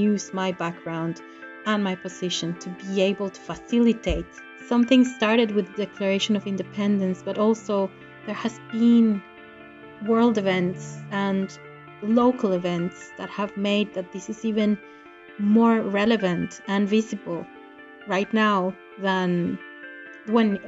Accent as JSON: {"language": "English", "country": "Costa Rica", "moved": "as an adult", "lives_now": "Bergen, Norway", "said": "I'm from Costa Rica, but I've lived in Norway for the last almost 14 years"}